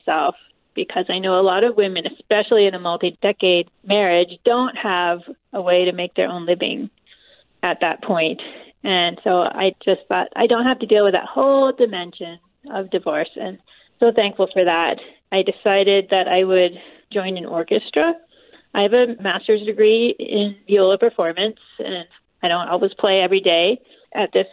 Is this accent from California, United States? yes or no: no; Massachusetts, United States; moved away as an adult; also born or lived in Indiana; I grew up in Massachusetts as a member of The Church of Jesus Christ of Latter-day Saints.